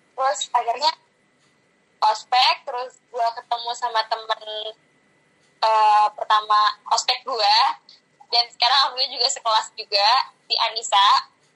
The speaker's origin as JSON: {"language": "Indonesian", "region": "Jakarta", "country": "Indonesia", "tie": "born or raised there", "moved": "as an adult", "lives_now": "Yogyakarta, Indonesia", "said": "gue asli Jakarta"}